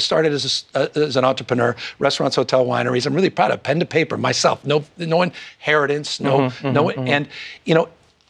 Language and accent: English; California, United States; I come from California